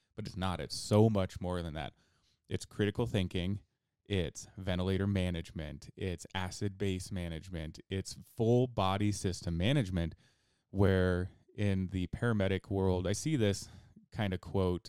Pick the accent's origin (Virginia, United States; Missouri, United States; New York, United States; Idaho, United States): Idaho, United States; also born or lived in Twin Falls, Idaho; I was born and raised in Idaho, and, uh, you know, I've lived here for pretty much my entire life